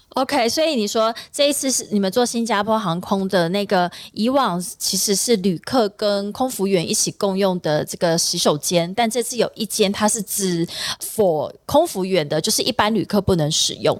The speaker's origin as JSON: {"language": "Chinese", "country": "Taiwan", "said": "或者是我们台湾人飞过去的话，"}